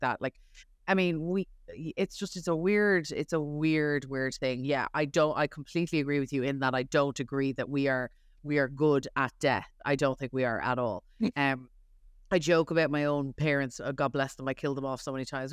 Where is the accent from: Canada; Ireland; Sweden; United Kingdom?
Ireland; now in New York, United States; I was raised Catholic in Ireland.